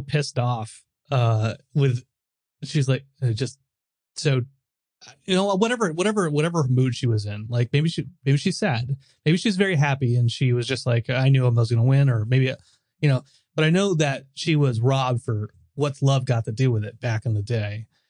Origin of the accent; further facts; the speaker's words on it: United States; I'm American